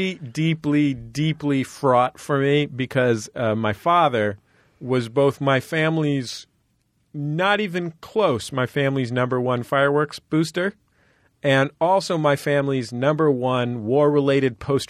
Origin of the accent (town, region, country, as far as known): San Francisco, California, United States; born or raised there